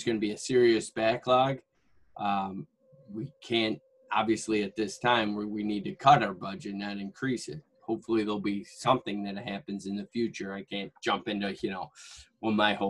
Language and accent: English; Syracuse, New York, United States; I'm born and raised in Syracuse